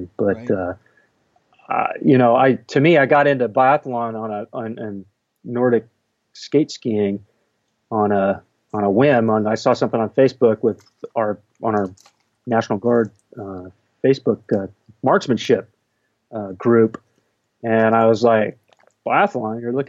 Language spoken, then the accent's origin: English; Costa Mesa, California, United States; I grew up in Southern California, close to the beach in Costa Mesa